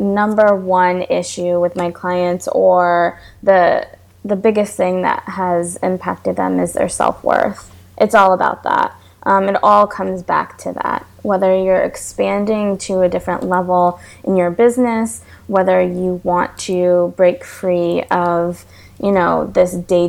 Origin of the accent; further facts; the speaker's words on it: New York, United States; moved away as an adult; now in Florida, United States; I'm from New York and I moved to Florida because I needed to be near sunlight and the beach and water